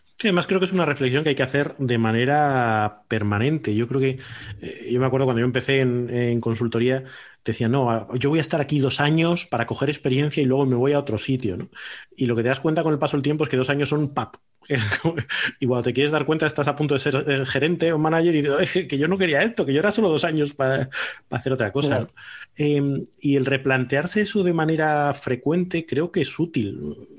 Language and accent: Spanish; Salamanca, Castile and León, Spain; moved away as an adult; also born or lived in Bilbao / Madrid; now in Aranda de Duero, Spain; soy de Salamanca, dejé de vivir en Salamanca hace 25 años, pero ahora vivo en Aranda de Duero